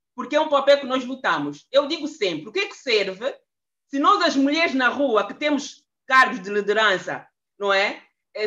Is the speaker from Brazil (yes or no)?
no; Angola; now in Brussels, Belgium; Eu sou angolana, eh, vivo, resido em Bruxelas há mais quase 30 anos